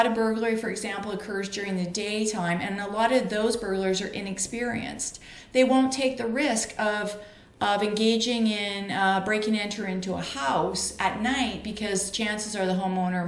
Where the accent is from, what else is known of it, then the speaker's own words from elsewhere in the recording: Canada; I'm a Canadian